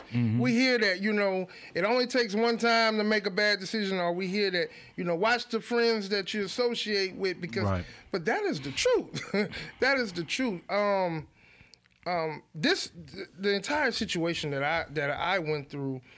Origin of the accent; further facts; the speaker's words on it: Baton Rouge, Louisiana, United States; when I was about 3 years old, my mother married my stepfather, who in turn moved us to Glen Oaks. I was essentially raised in Glen Oaks